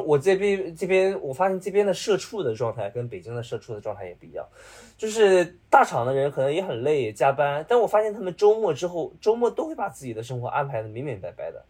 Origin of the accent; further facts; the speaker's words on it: Dalian, Liaoning, China; also born or lived in Beijing; now in Shanghai, China; 咱们是大连，大连出来